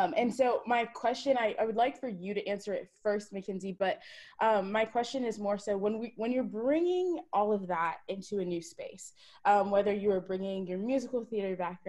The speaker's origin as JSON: {"language": "English", "country": "Jamaica", "said": "I know I've been fearful of being too Jamaican in too many spaces and being too this or too that."}